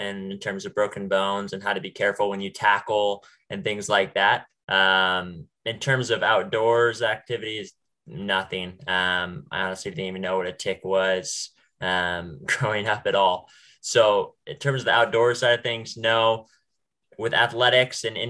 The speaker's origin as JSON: {"language": "English", "town": "Bend", "region": "Oregon", "country": "United States", "tie": "born or raised there", "also_born_or_lived": "Portland, Oregon", "said": "I was born in Portland, Oregon, but raised in Central Oregon, so Bend, Oregon area"}